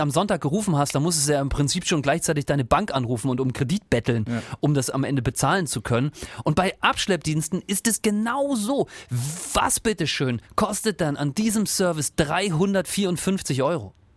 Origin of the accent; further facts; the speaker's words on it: Northern Germany, Germany; moved away; Ich, ich komme ja nicht aus der Region und äh, komme ja eher aus Norddeutschland